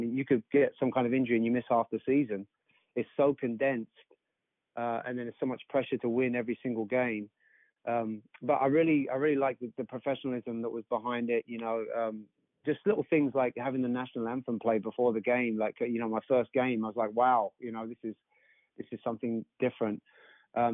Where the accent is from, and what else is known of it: England, United Kingdom; moved away as an adult; now in Pensacola, United States